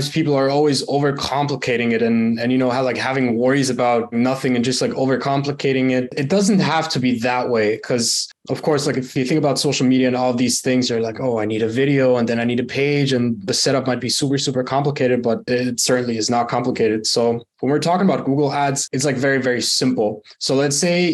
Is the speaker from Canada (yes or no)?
no; Germany; moved away as an adult; also born or lived in United Arab Emirates; now in Bali, Indonesia; born and raised in Germany, actually emigrated to the UAE the last year in September, moved to Bali. So I'm living in Bali right now.